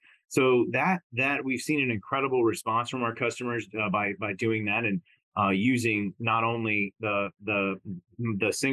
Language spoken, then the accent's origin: English; Texas, United States; moved away; I'm originally from Texas